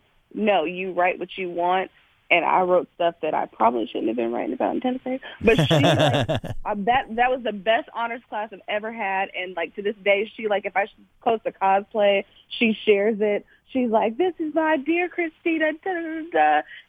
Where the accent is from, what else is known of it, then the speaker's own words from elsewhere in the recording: Georgia, United States; also born or lived in Kentucky; I'm from Georgia. I'm an Army grad.